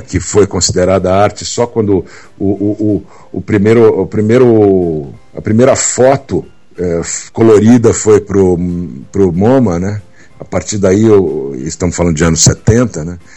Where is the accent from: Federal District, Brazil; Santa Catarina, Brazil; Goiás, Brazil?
Federal District, Brazil; Brasília; also born or lived in São Paulo; Eu na verdade eu nasci em São Paulo, mas meus pais uh, mudaram para Brasília em 65 Uh, eu tinha três anos de idade